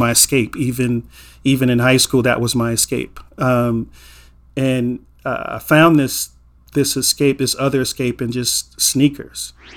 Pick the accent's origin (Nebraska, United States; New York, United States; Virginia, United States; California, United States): California, United States; Inglewood; a black man growing up in Inglewood in the eighties